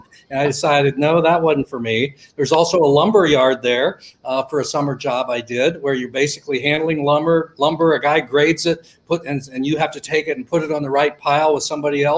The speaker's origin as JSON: {"language": "English", "town": "Millersburg", "region": "Ohio", "country": "United States", "said": "I'm from a small town in Ohio called Millersburg, actually real close to Amish country"}